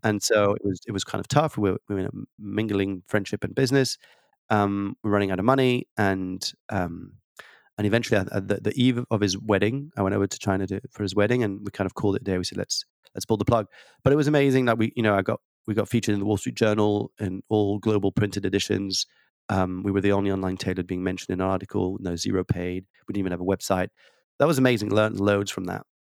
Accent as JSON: {"language": "English", "country": "France", "tie": "born or raised there", "accent": "slight tweak of an accent", "moved": "yes", "said": "I was born and raised in France"}